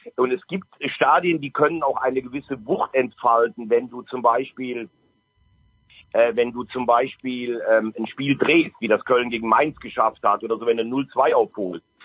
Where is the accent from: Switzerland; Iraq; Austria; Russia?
Austria; Styria